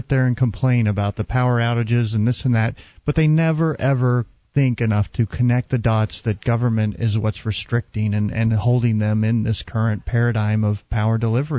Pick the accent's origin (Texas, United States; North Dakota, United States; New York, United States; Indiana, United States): Texas, United States; Dallas; moved away; actually from my hometown of Dallas.